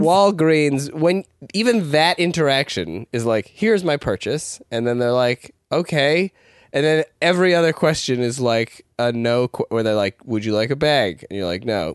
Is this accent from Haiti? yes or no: no; Ladner, British Columbia, Canada; I grew up in Ladner